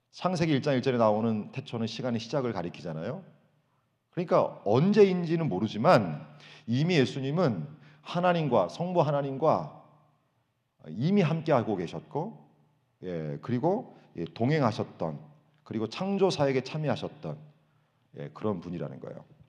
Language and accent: Korean; South Korea; moved away as an adult; now in United States; 한국에서 우리가 생활할 때